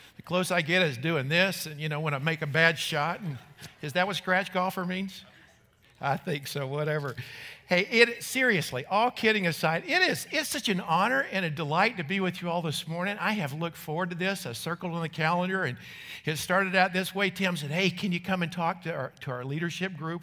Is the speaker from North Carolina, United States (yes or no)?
yes; North Carolina, United States; moved away; when I was a kid growing up in North Carolina